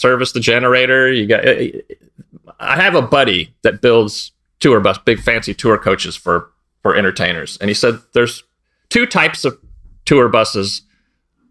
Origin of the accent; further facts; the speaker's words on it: East Bay, San Francisco Bay Area, California, United States; also born or lived in Sonoma County, California; I grew up in the East Bay of San Francisco Bay Area. So Pinole, Richmond, El Sobrante